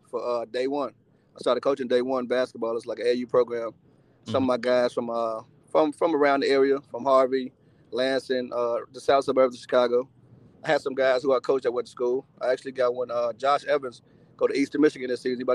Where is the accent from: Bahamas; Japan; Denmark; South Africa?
Bahamas; Eight Mile Rock, Grand Bahama; now in United States; But uh, before before I came to uh, America, I'm actually from the Bahamas, Eight Mile Rock. Mm-hmm. It's an island. I don't know if y'all familiar with it, but it's in Freeport, Freeport, Grand Bahama. It's one of the islands in the Bahamas.